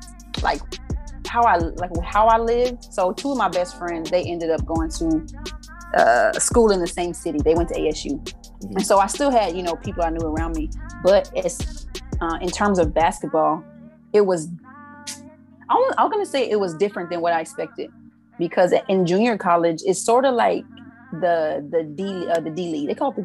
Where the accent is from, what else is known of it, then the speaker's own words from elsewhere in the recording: Arizona, United States; I didn't know what FAMU was prior to growing up in Arizona.